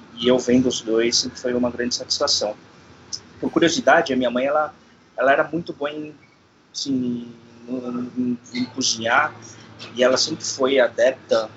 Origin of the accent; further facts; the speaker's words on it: Brazil; eu sou de família origem sul-coreana, né? Sou nascido no Brasil